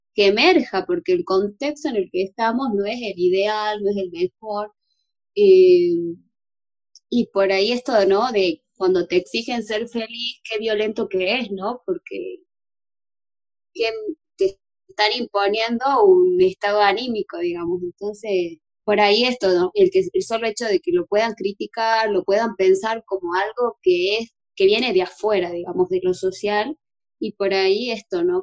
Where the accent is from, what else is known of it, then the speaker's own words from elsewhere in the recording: Jujuy, Argentina; yo soy jujeña